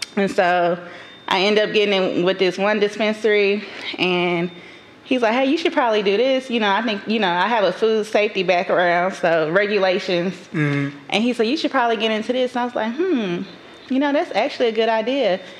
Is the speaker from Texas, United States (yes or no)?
yes; Dallas, Texas, United States; also born or lived in Atlanta, Georgia (College Park, Union City); I was raised in Oak Cliff, Texas, quote unquote. Some people like to call it the hood.